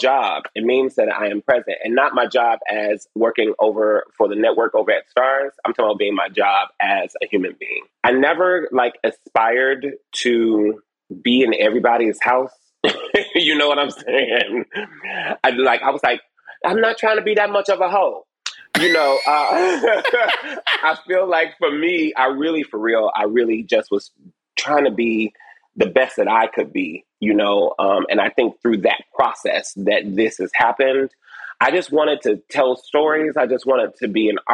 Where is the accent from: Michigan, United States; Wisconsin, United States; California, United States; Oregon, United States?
Michigan, United States; Detroit; I was born over on off Joy Road and Clarendon